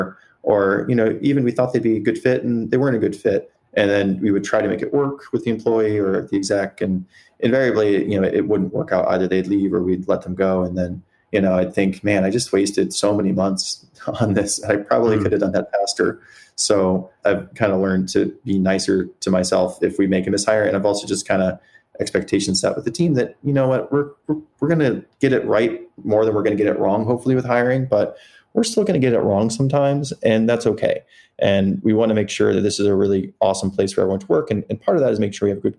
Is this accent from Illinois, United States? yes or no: no; South Dakota, United States; now in San Francisco, United States; I grew up in South Dakota